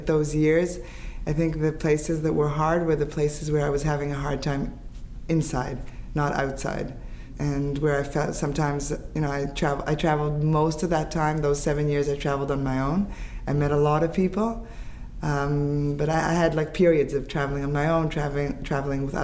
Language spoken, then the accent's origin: English; Haifa, Haifa District, Israel; also born or lived in Canada; I grew up in Haifa